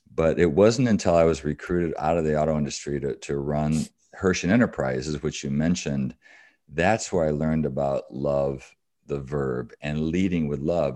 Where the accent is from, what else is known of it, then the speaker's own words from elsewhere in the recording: Battle Creek, Michigan, United States; I grew up in Battle Creek, Michigan, so I'm a Michigander.